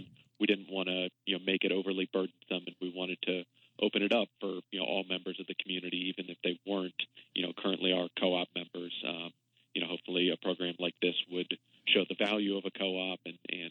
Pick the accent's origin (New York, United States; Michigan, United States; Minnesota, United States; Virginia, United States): Virginia, United States; Arlington; I'm a lifelong Washingtonian, I grew up in Arlington